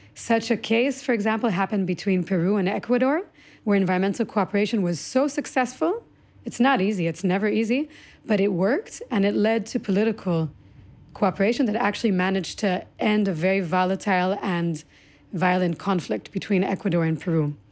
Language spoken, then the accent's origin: English; Omer, Southern District, Israel; also born or lived in United States / Singapore; I came to Israel when I was six through, I was born in the States, through Singapore, came to Israel. But that landscape of which I grew up was, uh, the Negev